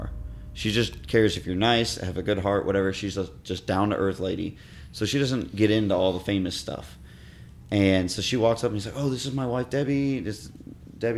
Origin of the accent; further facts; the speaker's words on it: Miami, Florida, United States; moved away; I'm from Miami